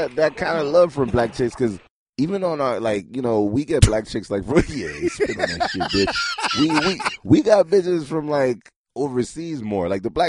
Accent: New York City, New York, United States; also born or lived in Haiti; I was born in Rasmus Street in Brooklyn, and then I'm strictly from traditional. Like, I was born, sent to Haiti 5 years, and come back.

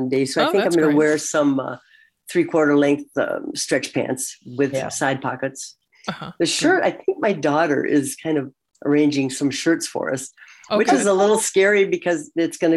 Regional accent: St. Cloud, Minnesota, United States; also born or lived in Washington, D.C. area; my hometown where we were living at the time, St. Cloud, Minnesota

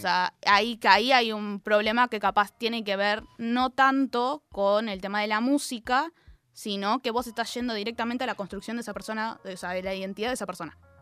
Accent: Zona Sur, Buenos Aires Province, Argentina; soy de Zona Sur. Entonces, cada vez que me vengo a Capital tengo dos horitas

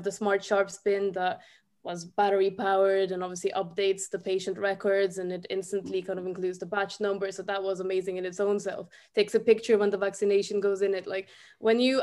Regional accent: Ukraine; also born or lived in Dublin, Ireland; now in Ireland; I'm also from Ukraine, but I've lived here since 2012.

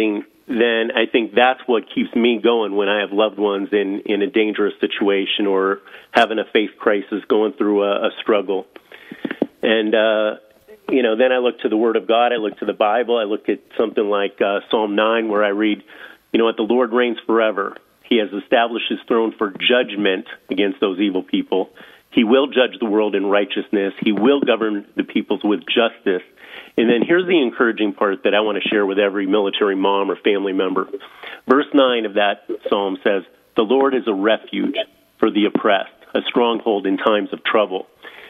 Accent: Erie, Pennsylvania, United States; moved away as an adult; I grew up in Erie

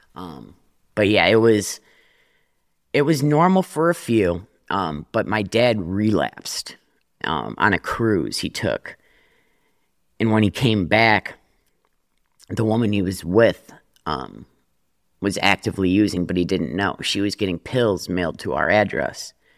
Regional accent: Detroit, Michigan, United States; I grew up in Detroit

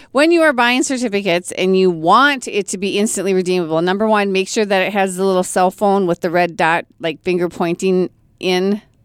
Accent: Brainerd, Minnesota, United States; Born and raised in Brainerd

